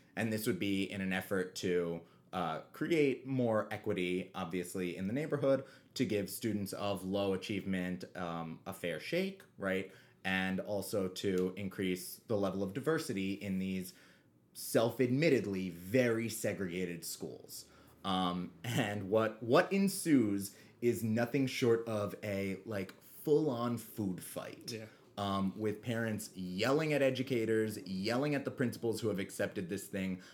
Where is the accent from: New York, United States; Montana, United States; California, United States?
New York, United States; New York City; we grew up on the Upper West Side